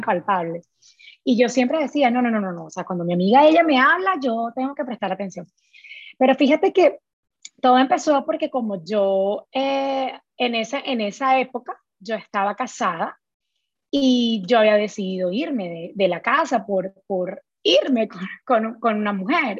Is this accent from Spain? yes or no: no; Colombia; moved away as an adult; also born or lived in Florida, United States; now in Houston, United States; soy de Colombia